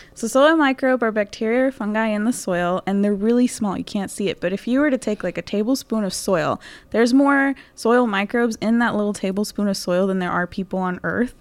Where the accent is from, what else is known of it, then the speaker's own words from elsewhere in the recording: Houston, Texas, United States; I come from Houston, Texas